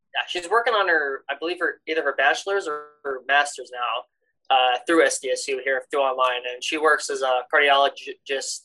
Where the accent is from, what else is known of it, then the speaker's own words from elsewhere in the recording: Aberdeen, South Dakota, United States; I am from Aberdeen, South Dakota.